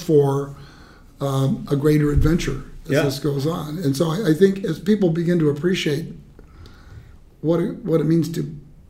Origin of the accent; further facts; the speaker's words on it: Orange County, Southern California, United States; I was born in Southern California at a time that it was really farmland.